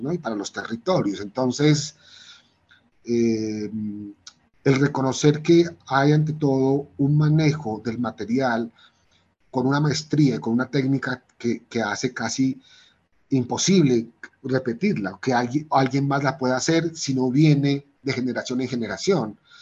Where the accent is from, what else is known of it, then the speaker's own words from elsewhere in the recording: Pasto, Nariño, Colombia; also born or lived in Bogotá; nací en Bogotá, pero al año ya empecé a vivir en Pasto, al año de nacido ya mi familia se se devolvió a Pasto